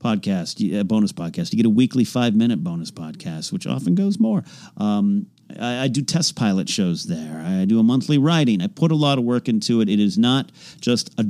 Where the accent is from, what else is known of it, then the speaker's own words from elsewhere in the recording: Arroyo Grande, California, United States; my hometown, Arroyo Grande, California